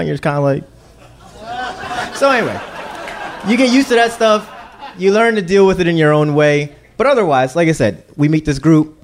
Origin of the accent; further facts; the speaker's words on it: Philadelphia, Pennsylvania, United States; I'm from Philly